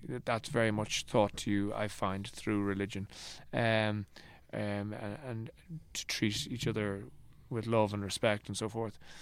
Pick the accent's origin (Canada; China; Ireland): Ireland; also born or lived in New York; this hemming and hawing that we do as Irish people